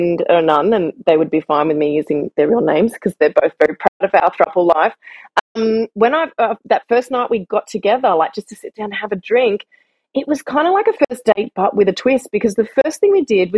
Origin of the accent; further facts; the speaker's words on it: Australia; moved away as an adult; now in Barcelona, Spain; being the Australian that I am